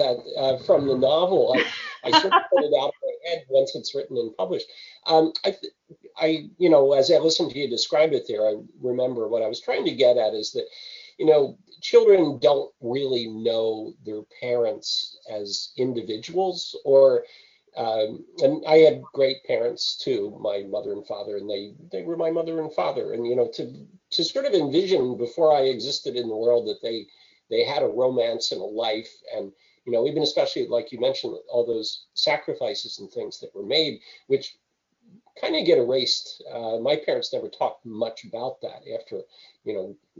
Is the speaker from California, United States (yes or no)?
no; New Jersey, United States; moved away as an adult; also born or lived in North Carolina; now in Nova Scotia, Canada; I grew up in New Jersey, moved to Canada in 1978